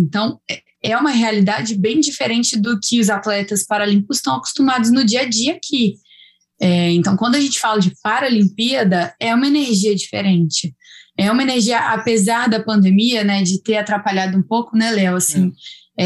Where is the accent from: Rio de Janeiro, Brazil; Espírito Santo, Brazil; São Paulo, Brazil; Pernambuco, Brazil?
Espírito Santo, Brazil; moved away as an adult; also born or lived in Minas Gerais; sou capixaba, mas talvez isso eu nunca tenha falado, me sinto um pouquinho mineira já, por ter morado em Minas durante quatro anos